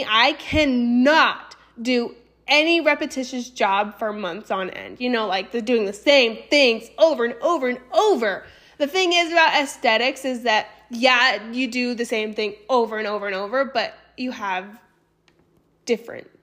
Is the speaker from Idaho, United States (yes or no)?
yes; Boise, Idaho, United States; also born or lived in Austin, Texas / San Antonio, Texas; I was born and raised in Boise, Idaho.